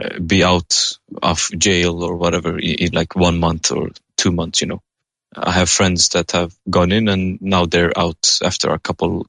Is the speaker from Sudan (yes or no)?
no; Afghanistan; now in Sweden; I'm originally from Afghanistan